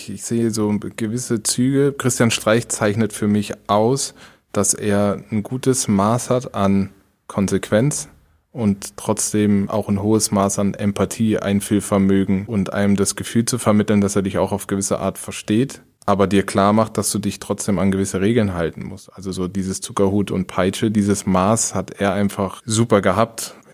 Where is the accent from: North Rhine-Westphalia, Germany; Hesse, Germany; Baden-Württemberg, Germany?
Baden-Württemberg, Germany; Karlsruhe; Ich bin mit 13 von Karlsruhe, wo ich aufgewachsen bin, nach Mannheim, weil mein Vater da gearbeitet hat äh, bei den Amerikanern.